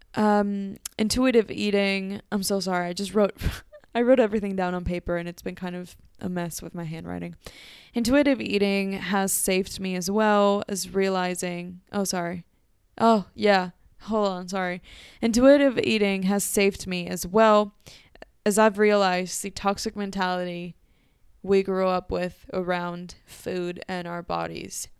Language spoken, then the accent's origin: English; Mexico; Growing up in Mexico